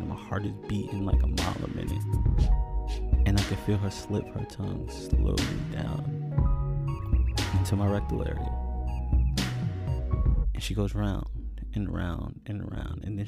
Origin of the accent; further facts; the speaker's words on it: New York, United States; moved away as an adult; I'm originally from New York